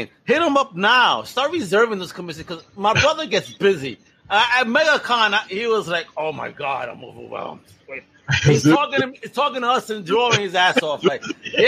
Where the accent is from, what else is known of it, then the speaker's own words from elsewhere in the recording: New York, United States; we grew up in New York